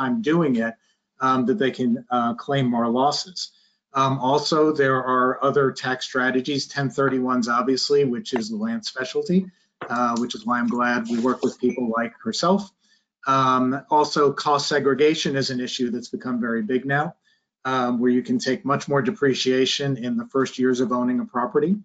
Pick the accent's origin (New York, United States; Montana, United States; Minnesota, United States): New York, United States; moved away as an adult; now in Texas, United States; I'm originally from New York, but I've been in Texas for 20 years and don't really plan on leaving